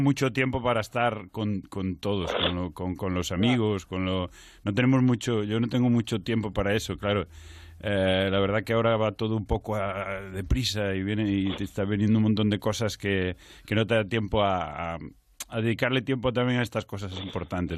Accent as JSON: {"language": "Spanish", "town": "Culleredo", "region": "Galicia", "country": "Spain", "tie": "born or raised there", "said": "yo soy de, de Castelo, que no es Carral, es Culleredo, es un pueblo de Culleredo, de, como te digo, de, la zona mm, interior, como a 20 minutos de Coruña"}